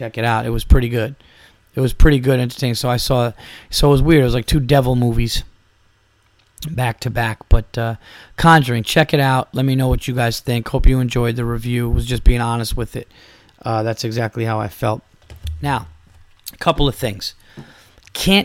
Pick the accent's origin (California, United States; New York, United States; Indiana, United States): New York, United States; Westchester County; my home county in Westchester County. You know, I was born in Westchester